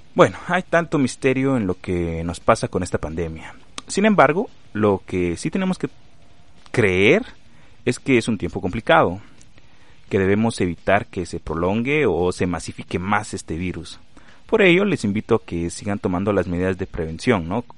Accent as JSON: {"language": "Spanish", "country": "Guatemala", "said": "aquí en mi país, Guatemala"}